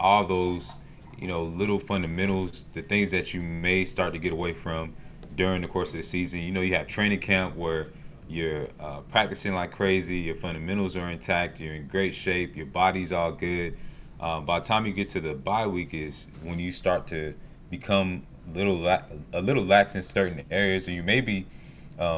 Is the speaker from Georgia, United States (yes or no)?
yes; Snellville, Georgia, United States; I grew up in Snellville, 45 minutes away